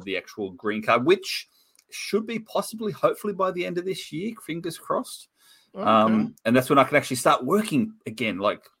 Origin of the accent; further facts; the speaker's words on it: Australia; accent: Australian; oh, I'm from Australia.